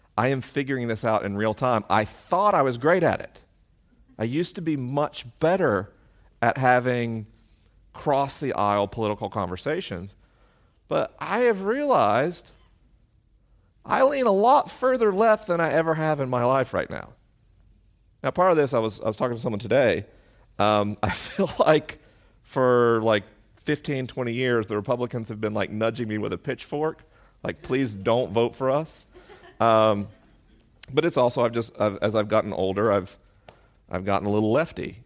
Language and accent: English; the South, United States; moved away; I grew up in the South.